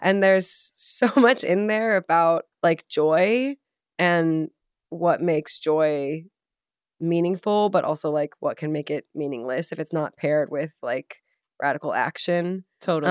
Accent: North Shore, northern suburbs of Chicago, Illinois, United States; I'm from the North Shore. I'm from the northern suburbs of Chicago

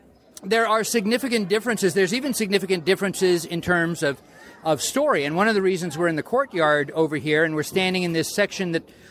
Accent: California, United States; I'm a California boy. I grew up in California going to Disneyland.

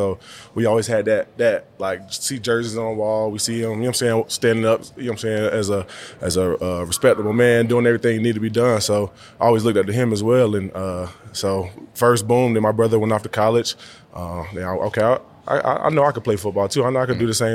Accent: Marietta, Georgia, United States; now in Miami, United States

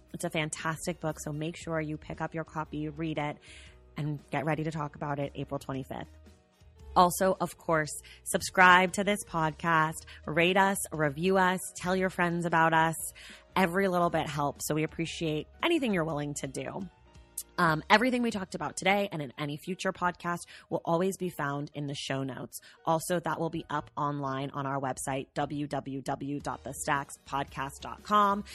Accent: Bay Area, California, United States; We grew up together in the Bay Area.

